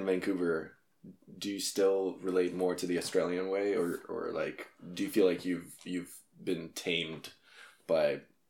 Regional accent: Moldova; accent: Russian; English is a second language; now in Canada; Because in Moldova, I was Russian.

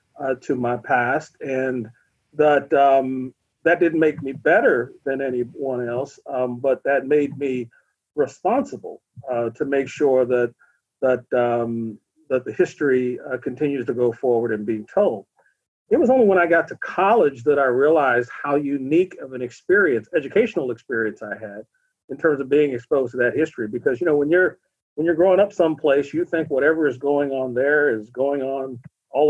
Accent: Western Pennsylvania, United States; also born or lived in Beaver Falls, Pennsylvania; I'm from Pennsylvania. I'm born and raised in Western Pennsylvania

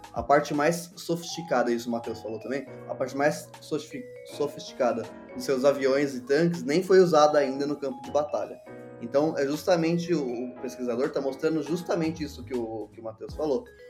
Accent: Brazil; Nós, nós somos o B do BRICS

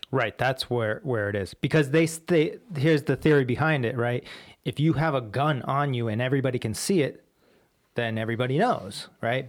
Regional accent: Warwick, Rhode Island, United States; my high school out here was Pilgrim High School

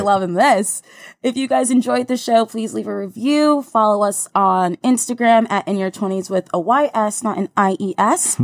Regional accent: New Jersey, United States; now in New York, United States; my hometown in Jersey

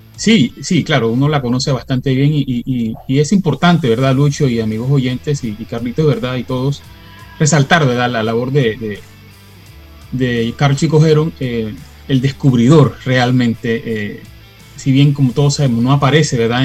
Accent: Panama; para mí es un orgullo, un orgullo de verdad como panameño

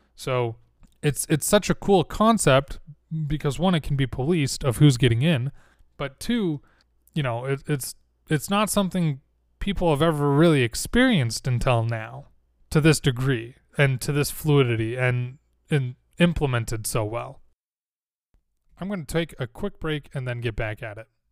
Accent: Utah, United States; I'm from Utah. I say certain things a certain way. Words like mountain, kitten, latin, we drop that T a lot.

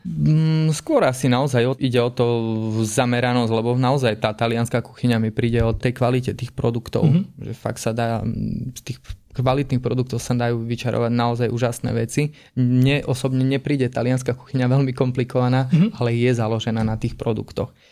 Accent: Stiny, Prešov Region, Slovakia; also born or lived in Humenné; som zo Stiny

